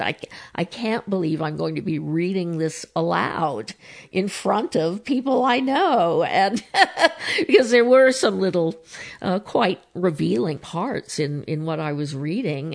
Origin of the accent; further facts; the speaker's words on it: San Diego, California, United States; though my parents were both British, uh, I was born in San Diego